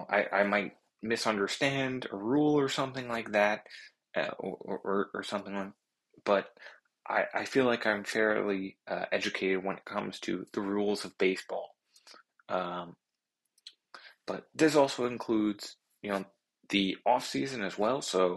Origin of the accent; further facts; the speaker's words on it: New York City, New York, United States; I was born and raised in Queens. So I, I'm a New Yorker through and through, and I've always been a Mets fan my entire life. I was born in the early 2000s